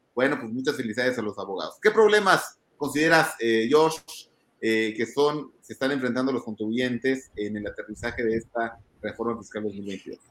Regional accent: Mexico

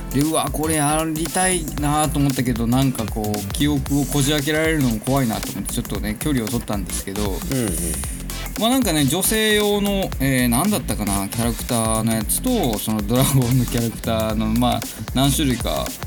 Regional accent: Kitahiroshima, Hokkaido, Japan; 僕の地元北広島で探してたんですけど

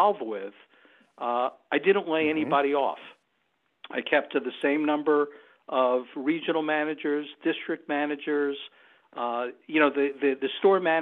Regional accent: New York, United States; moved away as an adult; I'm originally a New Yorker, and I left New York in the mid-1980s

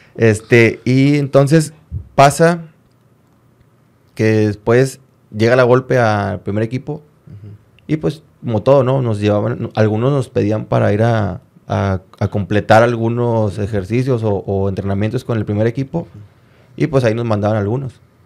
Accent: Monterrey, Nuevo León, Mexico; Soy de Monterrey

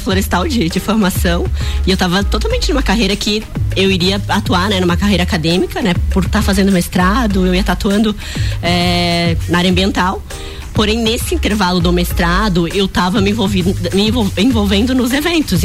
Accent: Lages, Santa Catarina, Brazil; also born or lived in Florianópolis; Sou Lajana, nasci em Lages

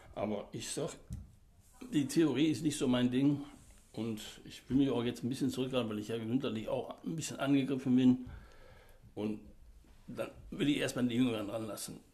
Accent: Oberhausen, North Rhine-Westphalia, Germany; also born or lived in Lower Saxony; bin 1954 geboren und in Stärkrade aufgewachsen.

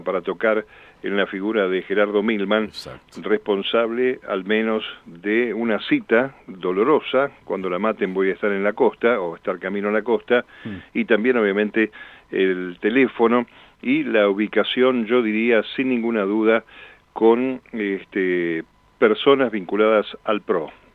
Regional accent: Argentina; somos todos los argentinos

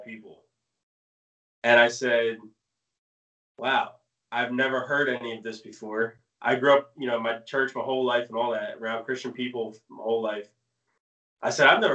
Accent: New Jersey, United States; also born or lived in Maine; I moved to Jersey when I was 9.

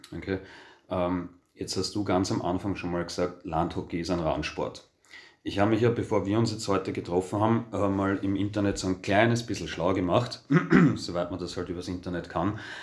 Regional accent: Austria; bei uns in Österreich

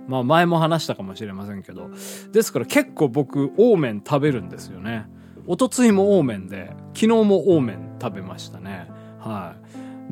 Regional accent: Hiroshima, Japan; 地元の広島で組んでいたバンド

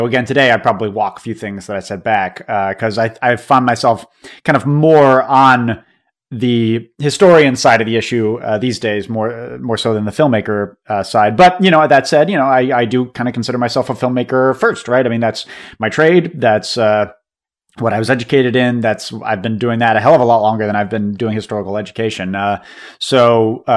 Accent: New England, United States; now in Deep South, United States; I'm from New England originally, and now I live in the Deep South.

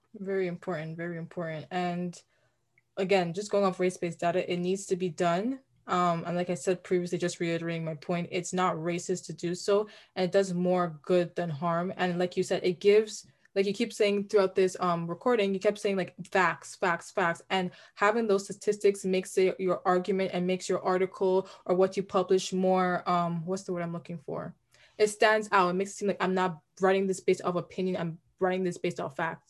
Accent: Brampton, Ontario, Canada; we're from Brampton

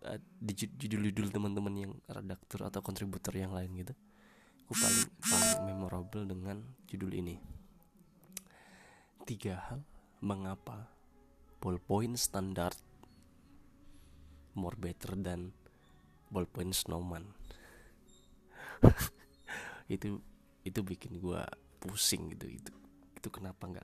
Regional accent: Jember, East Java, Indonesia; karena gue orang Jember gue mengangkat tentang how to speak Pandalungan dialek gitu

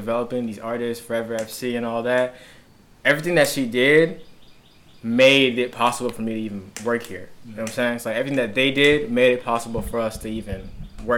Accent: Juba, South Sudan; now in Charlotte, United States; I am from Juba, South Sudan.

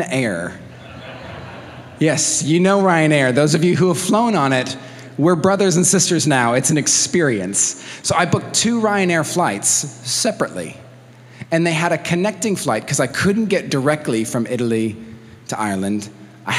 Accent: Mexico City, Mexico; moved away; I grew up in Mexico, in Mexico City

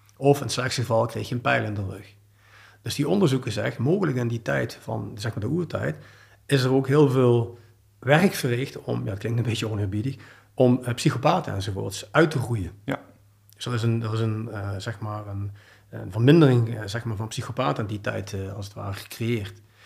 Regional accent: Heerlen, Limburg, Netherlands; now in Belgium; Ik ben oorspronkelijk uit het Zuid-Limburgs, uit Heerlen

